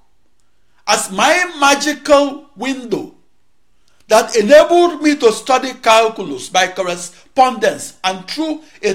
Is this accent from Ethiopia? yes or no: no; Onitsha, Anambra, Nigeria; moved away as an adult; also born or lived in Akure, Nigeria / Oregon, United States; now in United States; At age 19, I emigrated from Onitsha, Nigeria to Oregon, United States. I last lived in Africa when I was 19 years old.